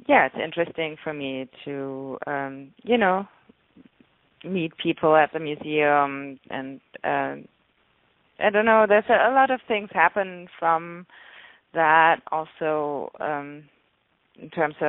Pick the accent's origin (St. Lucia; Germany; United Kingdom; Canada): Germany; now in Los Angeles, United States; I'm from Germany